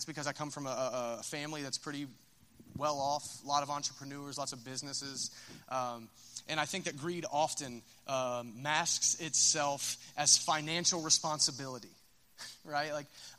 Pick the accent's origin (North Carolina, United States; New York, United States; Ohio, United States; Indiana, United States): Ohio, United States; Minford; I'm from Minford